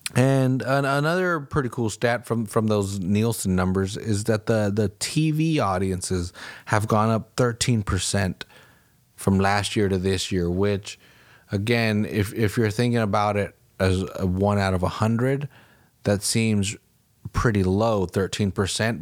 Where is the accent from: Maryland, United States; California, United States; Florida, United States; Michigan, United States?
California, United States; Salinas; my hometown